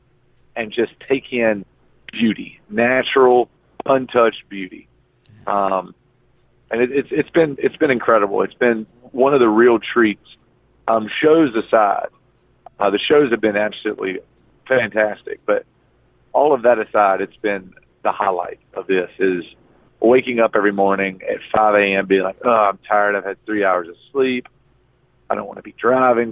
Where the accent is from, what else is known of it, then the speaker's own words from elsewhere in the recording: North Carolina, United States; I'm from North Carolina. I've seen the Blue Ridge Mountains a million times